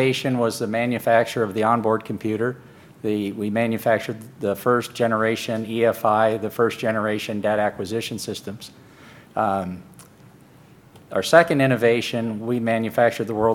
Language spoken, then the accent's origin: English; Phoenix, Arizona, United States; I'm from Phoenix, Arizona.